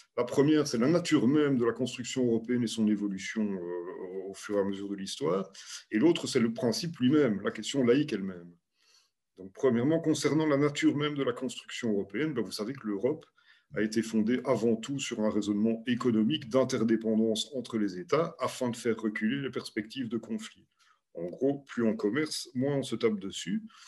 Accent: Belgium; chez nous, en Belgique

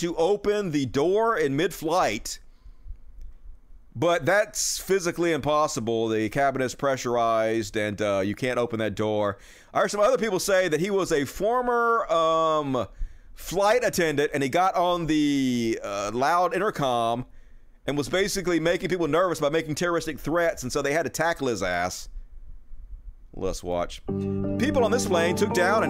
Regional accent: United States; being American

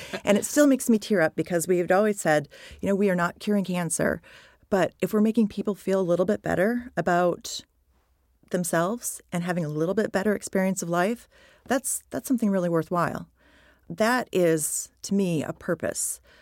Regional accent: United States; moved away as an adult; also born or lived in United Kingdom; I'm American and I had been in the U K for over a decade

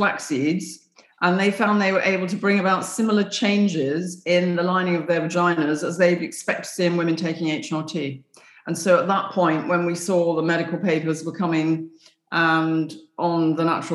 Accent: England, United Kingdom; I came from England

